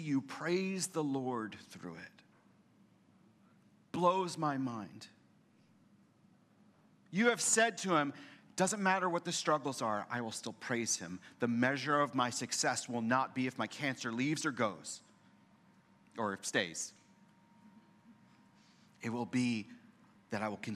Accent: Boston, Massachusetts, United States; moved away as an adult; now in San Antonio, United States; I'm from Boston.

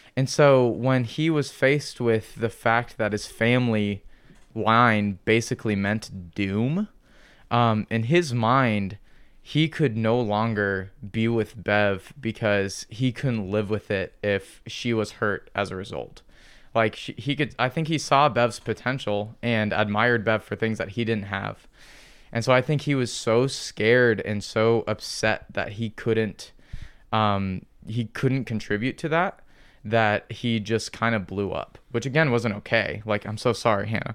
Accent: Midwest, United States; our Midwestern culture

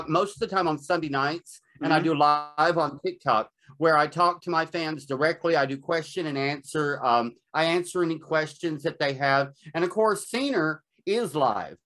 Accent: Nashville, Tennessee, United States; I grew up in Nashville, Tennessee.

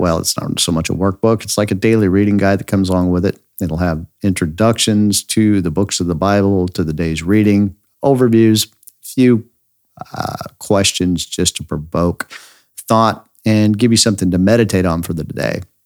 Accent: Idaho, United States; I grew up near the Snake River Canyon in Idaho

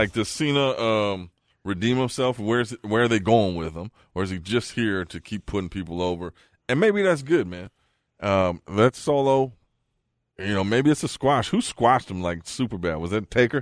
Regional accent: the Bay Area, California, United States; also born or lived in Fargo; now in Las Vegas, United States; I'm from the Bay.

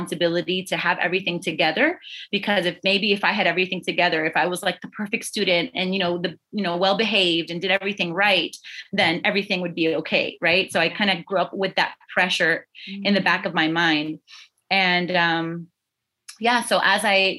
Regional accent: South Florida, United States; I was born and raised in South Florida. Only lived here.

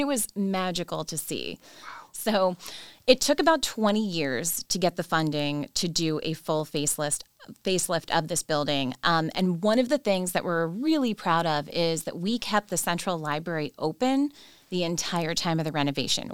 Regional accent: Jersey Shore, New Jersey, United States; moved away as an adult; also born or lived in Washington, District of Columbia, United States; now in Baltimore, United States; I am not from Maryland. I am from the great state of New Jersey

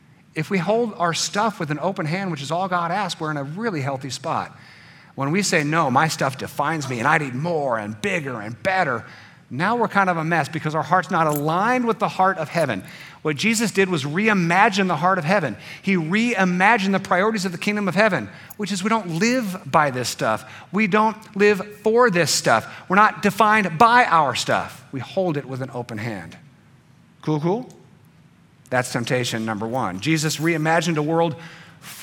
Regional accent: United States; being an American, a free American, with a free vote and a voice

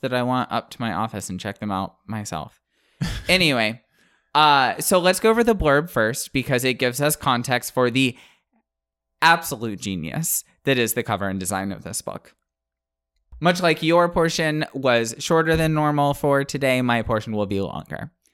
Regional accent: the Panhandle of Florida, United States; I grew up in the Panhandle of Florida

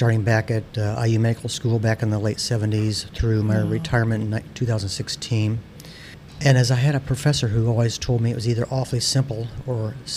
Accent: South Bend, Indiana, United States; I was born in South Bend, John Adams High School, undergraduate at Northwestern.

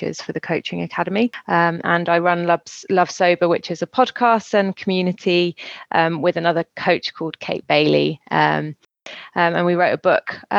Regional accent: West Country, South West England, United Kingdom; moved away as an adult; also born or lived in Brighton / London; now in France; I am a Brit living in France. I've been here for 15 years, originally from the West Country in the UK

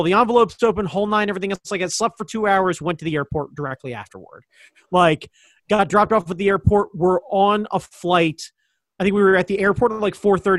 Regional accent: Baltimore, Maryland, United States; I'm from Baltimore

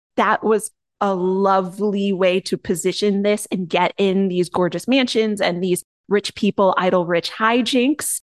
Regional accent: New England, United States; I'm from New England

